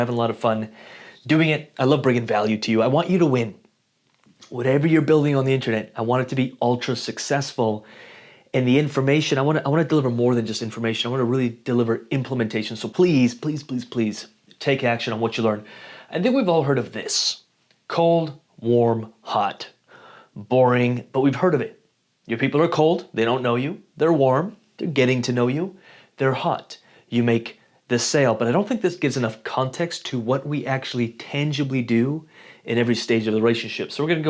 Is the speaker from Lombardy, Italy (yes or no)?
no; Rome, Lazio, Italy; born there; I was born in Rome, Italy in 1987, and I am, 6 feet tall and 185 pounds.